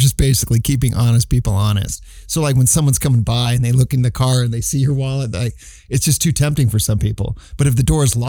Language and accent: English; California, United States; Even when I lived in Philadelphia for a short while, and they called me … because I was living from …fornia.